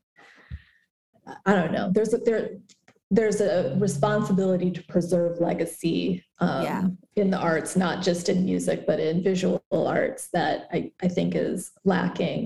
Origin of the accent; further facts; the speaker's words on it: Concord, California, United States; moved away as an adult; also born or lived in Walnut Creek, California / Berkeley, California / Oakland, California / Los Angeles, California; now in Raleigh, United States; raised in Concord, California, which is East Bay, Northern California, about 45 minutes east of San Francisco